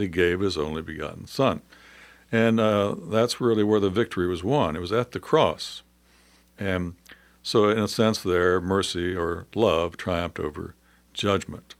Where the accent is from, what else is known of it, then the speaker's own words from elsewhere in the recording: United States; being an American